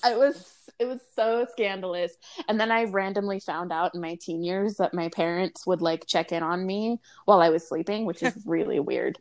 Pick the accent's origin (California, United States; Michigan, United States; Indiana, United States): California, United States; Southern; I grew up in SoCal